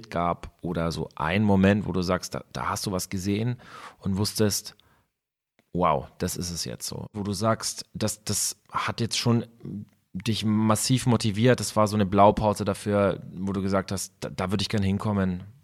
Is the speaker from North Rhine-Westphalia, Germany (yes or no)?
no; Bavaria, Germany; wir sind ja jetzt aus Bayern